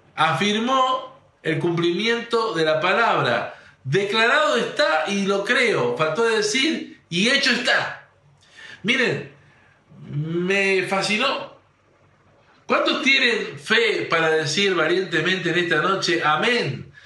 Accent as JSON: {"language": "Spanish", "region": "northern Santa Fe", "country": "Argentina", "said": "somos unos santafesinos del, unos changos santafesinos del norte, algunos rejuntados, uno de, de, Rosario, otro de Córdoba, otro de ahí"}